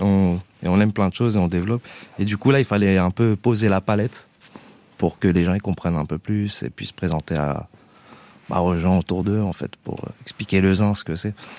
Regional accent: Grasse, Provence-Alpes-Côte d'Azur, France; also born or lived in Paris; quand on a grandi à Grasse, justement, euh, on n'est pas loin de Marseille

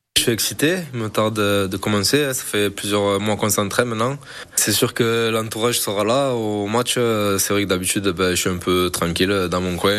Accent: Pia, Occitania, France; moved away as an adult; also born or lived in England; je suis d'ici, euh, je suis de Pia, euh, je suis un Catalan

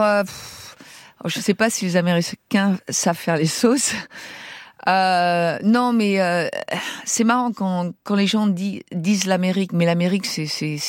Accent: France; moved away as an adult; now in San Francisco, United States; je suis française

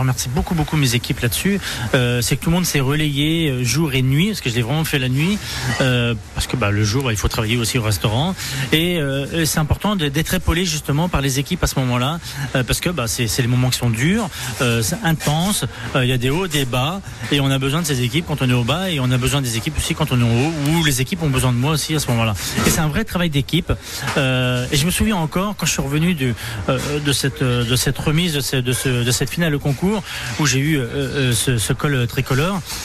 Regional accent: Le Mans, Pays de la Loire, France; now in Reims, France; je suis de la Sarthe, en effet, du Mans, mais je élevé à la campagne

